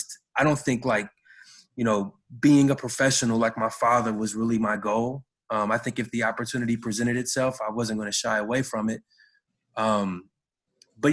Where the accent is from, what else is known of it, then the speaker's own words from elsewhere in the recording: Cincinnati, Ohio, United States; moved away as an adult; back in my hometown